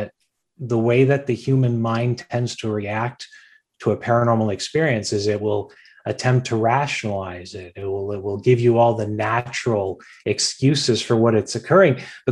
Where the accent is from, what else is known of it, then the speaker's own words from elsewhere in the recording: Hamilton, Ontario, Canada; I'm born and raised here. I was raised in the East End. I currently live in the East End. You know, I'm a real Hamiltonian.